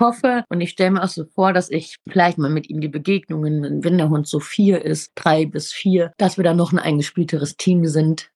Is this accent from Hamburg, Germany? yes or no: no; Ruhr area, near Dortmund, North Rhine-Westphalia, Germany; ich komme aus dem Ruhrgebiet, aus der Nähe von Dortmund